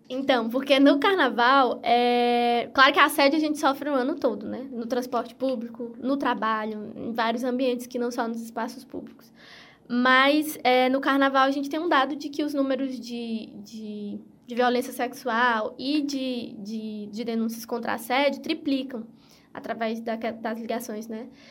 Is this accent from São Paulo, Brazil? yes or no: no; Piauí, Brazil; eu sou do Piauí